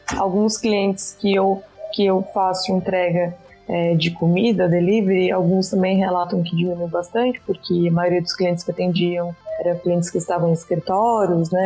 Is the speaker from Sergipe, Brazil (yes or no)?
no; Rio Grande do Sul, Brazil; moved away as an adult; also born or lived in Florianópolis; now in São Paulo, Brazil; Na verdade, eu sou gaúcha também